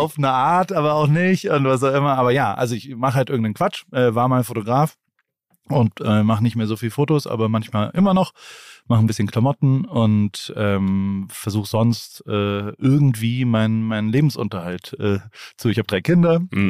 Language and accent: German; Heidelberg, Baden-Württemberg, Germany; Ich komme ja. aus einer Medizinerfamilie aus Heidelberg. Ah, mein, mein, Vater war Arzt ähm, meine Mutter ist Rechtsanwältin und ähm, dann bin ich da aufgewachsen